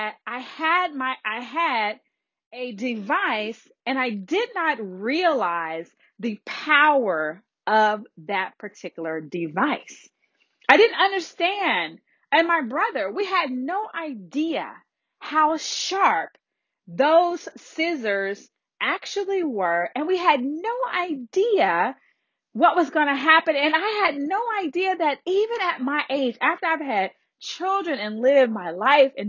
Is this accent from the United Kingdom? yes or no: no; the Deep South, United States; I was raised in the South, in the deep, deep South